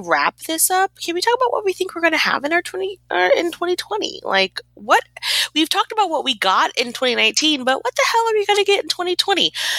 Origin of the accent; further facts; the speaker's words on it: Texas, United States; I mean, I am from Texas.